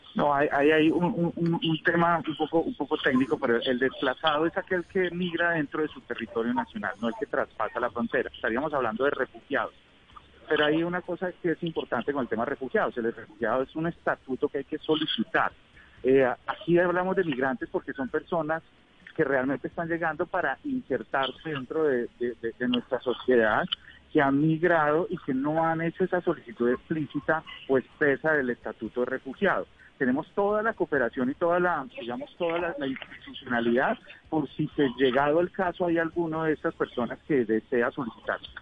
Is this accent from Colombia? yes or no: yes; Colombia; los colombianos cuando nos tildaban de narcotraficantes y ladrones